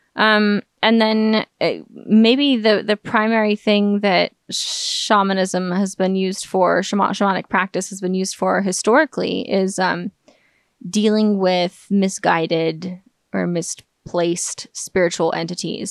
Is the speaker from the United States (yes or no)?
yes; United States; the scientific atheism that I've been exposed to my entire life growing up in America